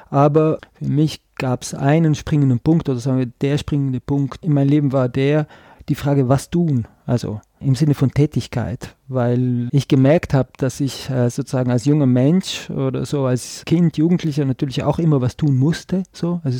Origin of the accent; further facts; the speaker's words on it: Trentino-Alto Adige, Italy; dass ich komme äh, aus Südtirol, also sozusagen diese deutschsprachige Minderheit in Italien, aber ich komme aus einem ladinischsprachigen Tal. Das ist nochmal eine andere Sprache.